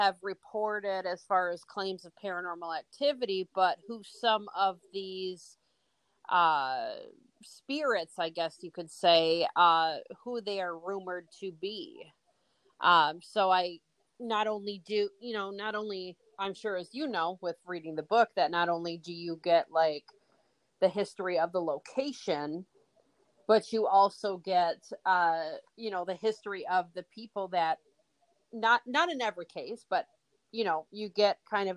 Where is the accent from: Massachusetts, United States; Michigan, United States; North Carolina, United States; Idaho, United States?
Michigan, United States; Bay City; when I was growing up in Bay City